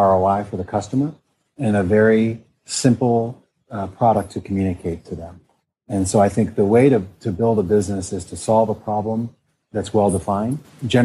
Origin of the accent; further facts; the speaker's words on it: Midwest, United States; moved away; also born or lived in New York / Stanford; I grew up in the Midwest